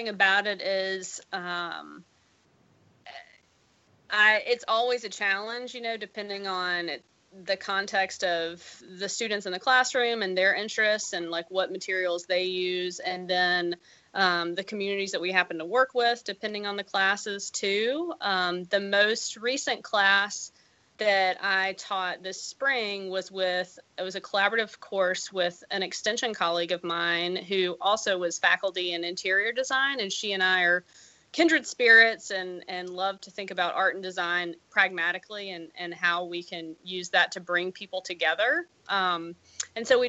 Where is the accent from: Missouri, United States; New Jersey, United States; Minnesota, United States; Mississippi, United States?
Mississippi, United States; moved away as an adult; now in Iowa, United States; I grew up in Mississippi